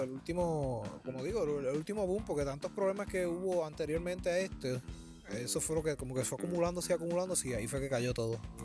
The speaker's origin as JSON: {"language": "Spanish", "town": "Bayamón", "country": "Puerto Rico", "said": "Yo, soy aquí de Bayamón"}